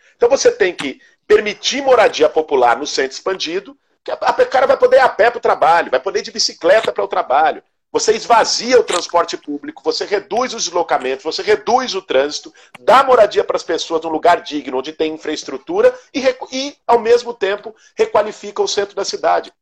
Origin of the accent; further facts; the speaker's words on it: São Paulo, Brazil; eu nasci em São Paulo, há 38 anos vivo na cidade de São Paulo